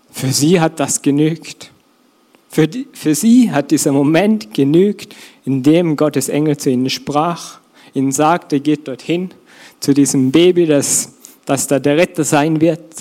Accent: Austria; Bei uns in Österreich wird man wahrscheinlich eh, kennt man eher den Almhirten

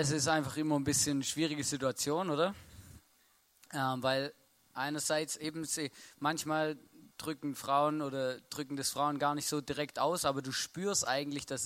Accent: Baden-Württemberg, Germany; und ich bin Schwabe und, und Deutsch und auf eine Weise erzogen worden

